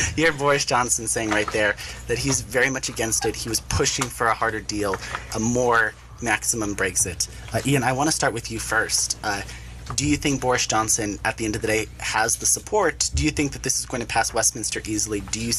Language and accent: English; Chile; accent: Chilean; I speak the Chilean accent in Spanish.